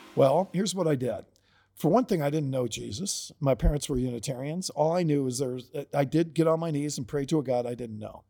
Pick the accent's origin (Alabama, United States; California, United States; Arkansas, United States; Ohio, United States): Ohio, United States; Perrysburg; I grew up in Perrysburg, Ohio